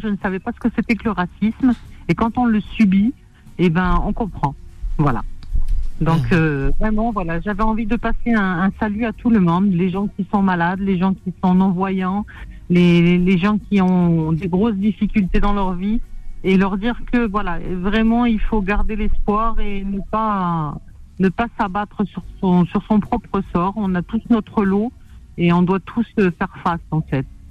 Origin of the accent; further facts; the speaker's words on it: France; je suis française